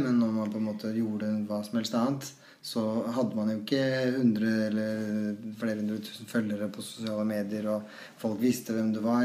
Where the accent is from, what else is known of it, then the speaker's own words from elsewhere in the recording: Trysil, Innlandet, Norway; da vi vokste opp i Trussel